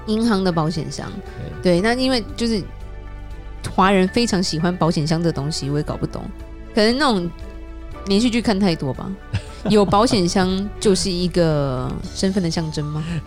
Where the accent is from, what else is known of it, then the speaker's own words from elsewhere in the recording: Taiwan; now in United States; 我们台湾人爱吃的东西